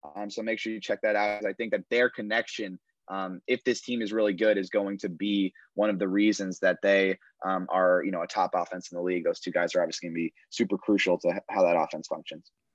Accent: around New York, United States; growing up around New York

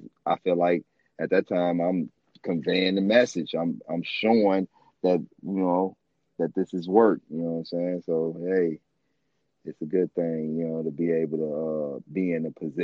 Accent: Chicago, Illinois, United States; I grew up all over Chicago. I'm a Chicagoan

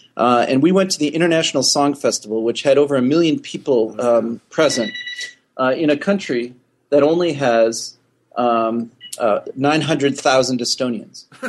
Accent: North Woods of Wisconsin, United States; moved away; I am from the North Woods of Wisconsin, where the winters are long

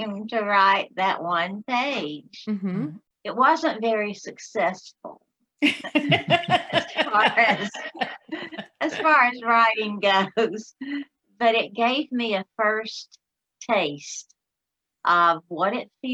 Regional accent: Alabama, United States; accent: Southern; I'm from Alabama

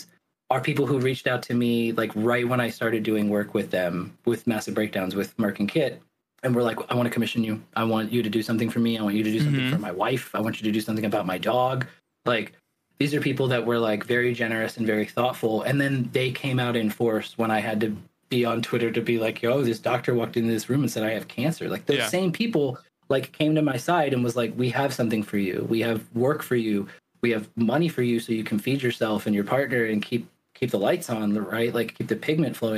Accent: the South, United States; now in Oregon, United States; growing up in the South

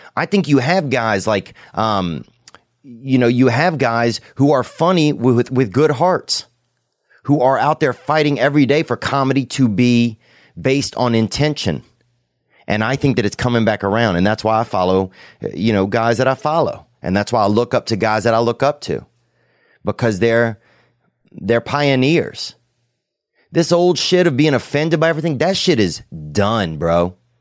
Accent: the South, United States; I grew up in the South

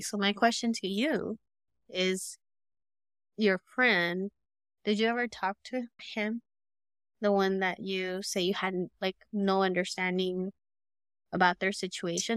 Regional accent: Los Angeles, California, United States; we grew up in Cali, okay, and we grew up in the hood, and I grew up

